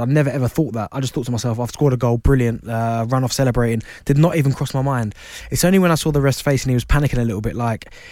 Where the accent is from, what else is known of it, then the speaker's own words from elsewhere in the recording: Croydon, London, United Kingdom; I grew up in Croydon, Thornton Heath.